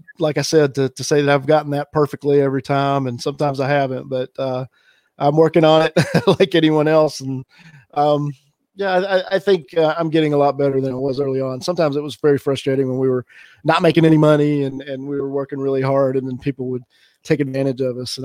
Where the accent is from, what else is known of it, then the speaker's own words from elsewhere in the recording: Alabama, United States; moved away as an adult; also born or lived in Pearl Harbor; I grew up in the South. I grew up in Alabama, and not a ton of diversity where I grew up.